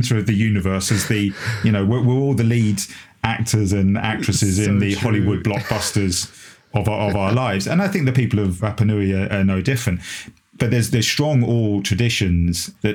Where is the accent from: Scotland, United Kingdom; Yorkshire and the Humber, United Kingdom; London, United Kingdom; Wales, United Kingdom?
London, United Kingdom; a Londoner born and bred, a South Londoner born and bred, in fact